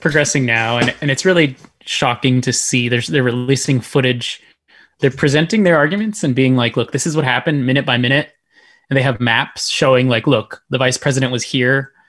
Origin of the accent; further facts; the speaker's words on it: Texas, United States; I was born and raised here. That's where I'm really from